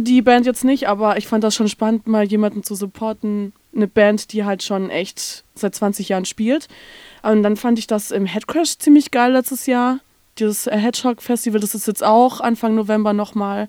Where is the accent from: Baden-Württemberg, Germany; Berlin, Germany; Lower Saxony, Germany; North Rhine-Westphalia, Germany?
Baden-Württemberg, Germany; Stuttgart; moved away as an adult; now in Hamburg, Germany; ich komme eigentlich aus Stuttgart